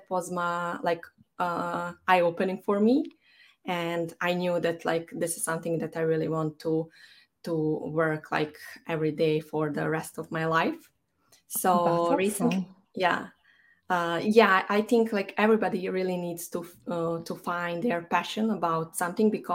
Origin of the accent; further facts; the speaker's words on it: Banja Luka, Republika Srpska, Bosnia & Herzegovina; moved away as an adult; now in Dublin, Ireland; I'm based in Dublin, even though my hometown is Banja Luka, which is in Bosnia and Herzegovina.